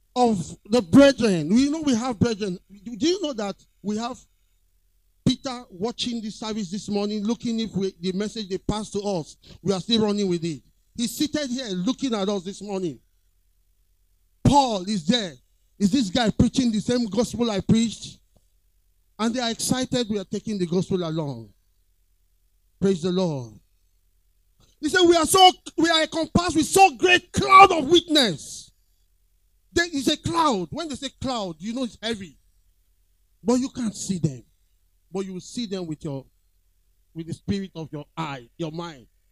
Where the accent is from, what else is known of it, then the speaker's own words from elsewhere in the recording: Lagos, Nigeria; I was born around that area, Queens Drive, Ikoyi